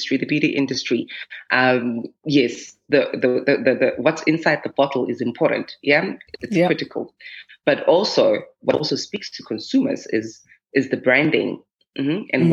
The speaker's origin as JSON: {"language": "English", "country": "South Africa", "said": "as a South African African woman with melanin-rich skin"}